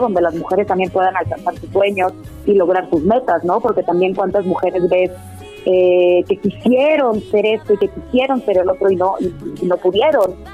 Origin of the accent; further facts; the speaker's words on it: Puebla, Mexico; moved away; also born or lived in United States; Puebla de donde yo soy